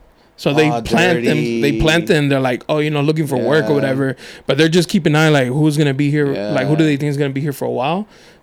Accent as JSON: {"language": "English", "town": "National City", "region": "California", "country": "United States", "tie": "born or raised there", "said": "when I was younger, I grew up in National City"}